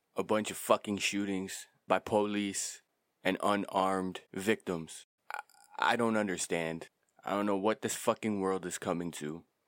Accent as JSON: {"language": "English", "country": "Canada", "said": "I'm from Canada and I'm Canadian"}